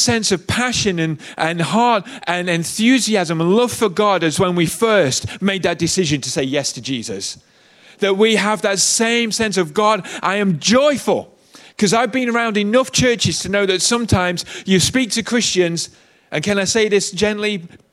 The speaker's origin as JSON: {"language": "English", "country": "United Kingdom", "said": "I'm British"}